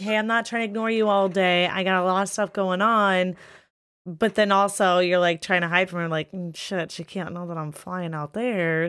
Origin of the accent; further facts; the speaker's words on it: Midwest, United States; I'm from the Midwest, it's nothing but humidity